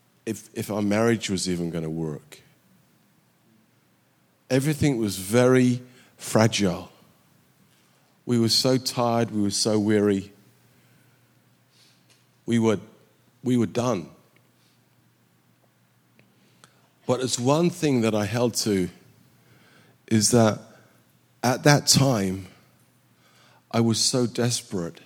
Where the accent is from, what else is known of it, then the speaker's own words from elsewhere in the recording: England, United Kingdom; moved away as an adult; also born or lived in Southern California / Ghana / Sweden / South Carolina; now in Sweden / South Carolina, United States; I was brought up in England